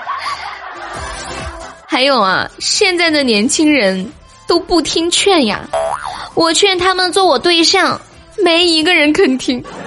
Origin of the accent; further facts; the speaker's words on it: Sichuan, China; 我是一个四川人